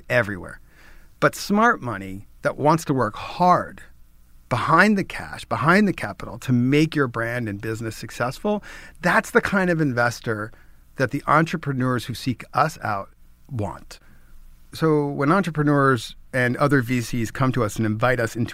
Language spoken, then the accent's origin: English; New York, United States; I'm a New Yorker